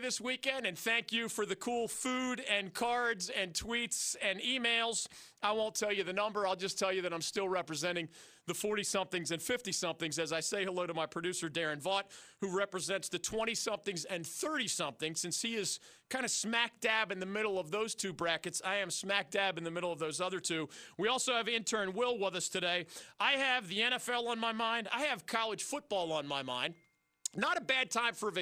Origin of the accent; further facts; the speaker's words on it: Philadelphia, Pennsylvania, United States; moved away; my hometown of Philadelphia